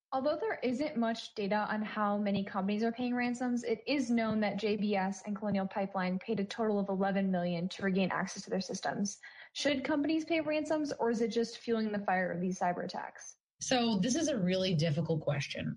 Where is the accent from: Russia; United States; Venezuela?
Russia; Yaroslavl, Yaroslavl Oblast; moved away; And yes, I am originally from Russia, from Yaroslavl.